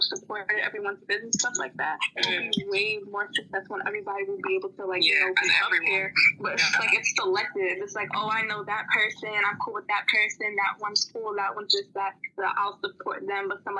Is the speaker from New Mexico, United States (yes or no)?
no; New York City, New York, United States; I'm from Brooklyn